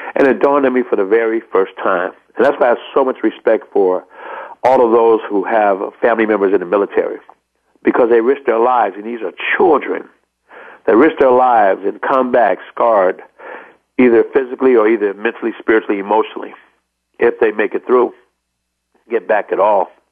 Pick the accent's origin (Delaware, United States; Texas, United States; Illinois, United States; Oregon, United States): Illinois, United States; Chicago; I'm from Chicago, Illinois